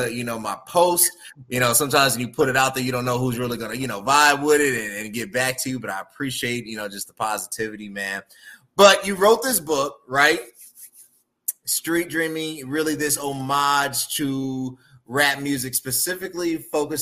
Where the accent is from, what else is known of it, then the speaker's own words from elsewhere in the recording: Chicago, Illinois, United States; I'm a Chicagoan